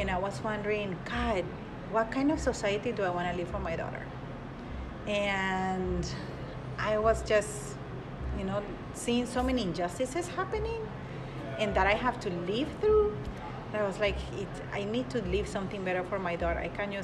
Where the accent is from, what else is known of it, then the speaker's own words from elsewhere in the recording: Colombia; now in Madison, United States; I am from Colombia